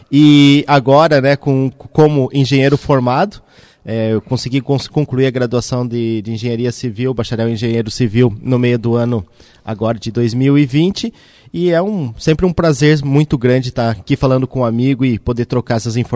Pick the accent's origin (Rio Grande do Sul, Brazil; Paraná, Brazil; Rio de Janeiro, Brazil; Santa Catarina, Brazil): Santa Catarina, Brazil; Mafra; now in Blumenau, Brazil; eu sou natural da cidade de Mafra, no norte de Santa Catarina. É, ainda bem jovem, a gente mudou aqui para Blumenau no ano de 2000 e 2002